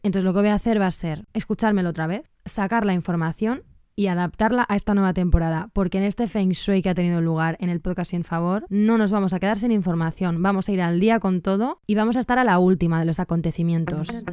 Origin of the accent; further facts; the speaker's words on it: Spain; moved away; soy de España